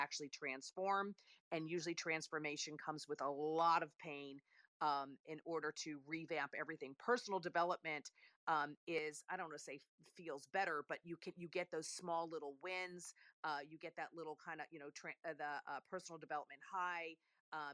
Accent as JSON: {"language": "English", "country": "Italy", "tie": "born or raised there", "moved": "yes", "said": "I'm Italian. I was born and raised in Italy"}